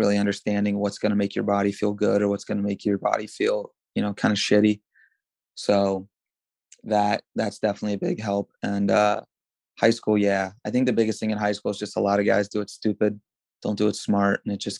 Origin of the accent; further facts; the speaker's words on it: United States; since I grew up in America, I had to wrestle folk style, you know, middle school and high school.